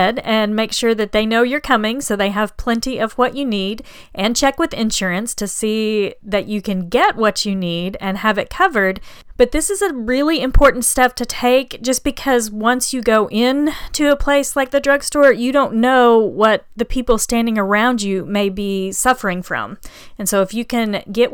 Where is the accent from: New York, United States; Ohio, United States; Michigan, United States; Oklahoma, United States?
Oklahoma, United States; now in Houston, United States; I grew up in Oklahoma